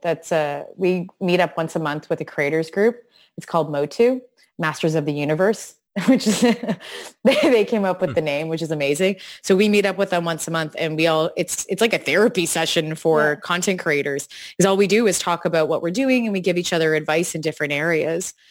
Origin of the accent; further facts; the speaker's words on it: an hour outside of Toronto, Ontario, Canada; I grew up an hour outside of Toronto